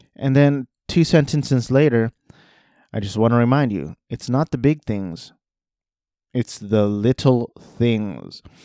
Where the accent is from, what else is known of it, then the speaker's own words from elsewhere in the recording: Orange County, California, United States; I grew up in Orange County, five minutes from Disneyland